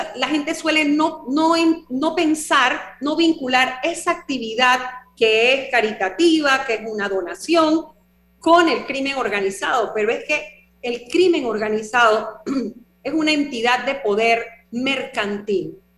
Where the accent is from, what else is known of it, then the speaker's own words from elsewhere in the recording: Panama; una sociedad como la panameña, que nosotros, bueno, el comercio es lo nuestro